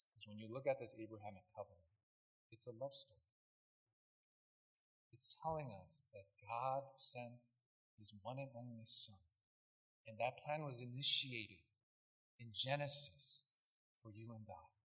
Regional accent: Brea, California, United States; I'd be like, well, I'm from America. Like, oh, where? Oh, California. I'm like, oh, like, like where? And I'd be like, Brea.

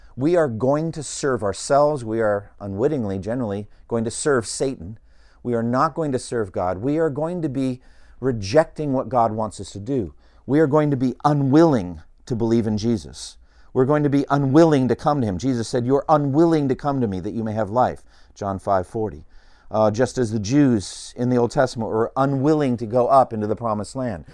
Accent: Boston, Massachusetts, United States; I grew up in Boston

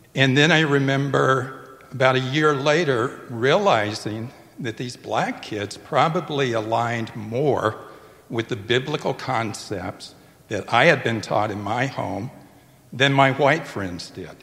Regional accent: Tupelo, Mississippi, United States; my hometown

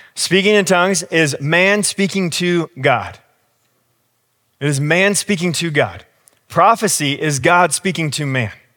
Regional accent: United States; I'm also American

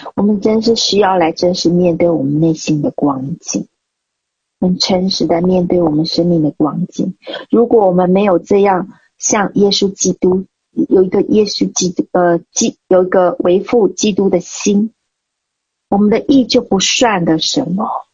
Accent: Nantou County, Taiwan; 我家老家在台湾南投

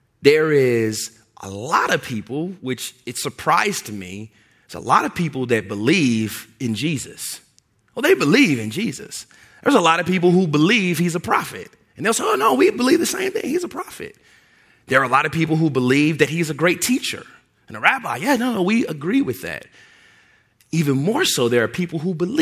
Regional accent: Louisville, Kentucky, United States; moved away; also born or lived in southern Indiana; I grew up in Louisville, Kentucky, there's ways in which we talk in Louisville, Kentucky

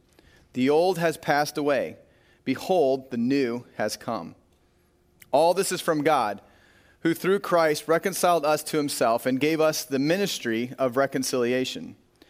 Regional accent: Corsica, South Dakota, United States; We drove north to Corsica, South Dakota, one of my hometown growing up.

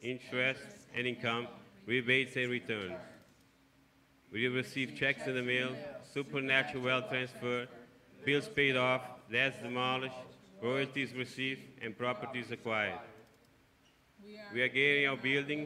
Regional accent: Cape Verde; moved away; growing up in Cape Verde, as a growing up with a poverty mentality

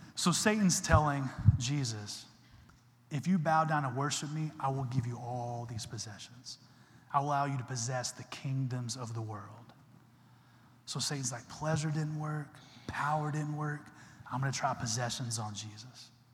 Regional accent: Texas, United States; I'm from Texas

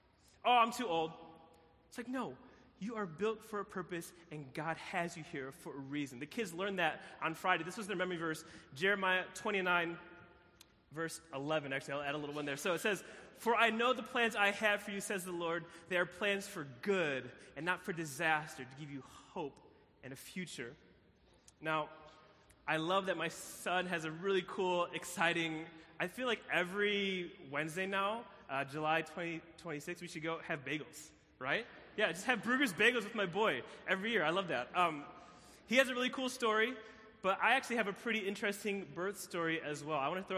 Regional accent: Philippines; And so my birth mom flew, I'm from the Philippines. Any Filipinos in the building? Come on, Filipino, right? Flew from the Philippines, landed in Chicago, found out she was pregnant.

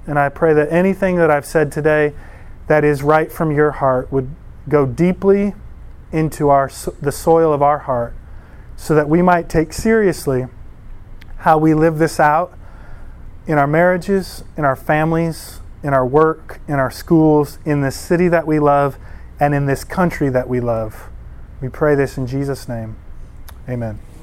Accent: Eastpointe, Michigan, United States; moved away; also born or lived in Rochester Hills, Michigan; I grew up in East Detroit

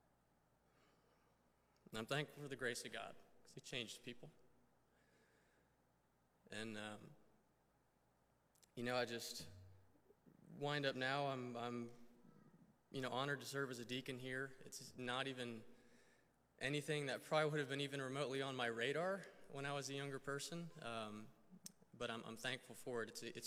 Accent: Weddington, North Carolina, United States; also born or lived in Florida; I was actually born in Florida, moved up to North Carolina when I was 4. I claim North Carolina as my home state, even though technically it's not. But I grew up in Weddington, which is a little south of Charlotte

